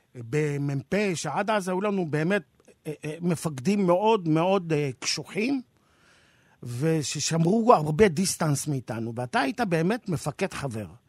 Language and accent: Hebrew; Jerusalem, Jerusalem District, Israel; המולדת שלי ישראל והעיר שגדלתי בה ירושלים